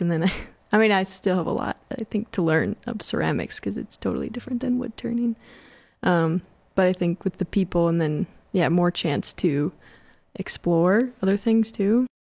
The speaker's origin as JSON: {"language": "English", "town": "Mankato", "region": "Minnesota", "country": "United States", "also_born_or_lived": "Morris, Minnesota", "moved": "as an adult", "said": "I'm from Mankato and just moved back almost two years ago."}